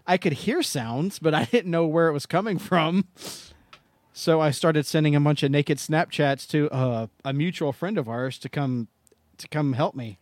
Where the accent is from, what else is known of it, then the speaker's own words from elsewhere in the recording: Tennessee, United States; I'm from Tennessee.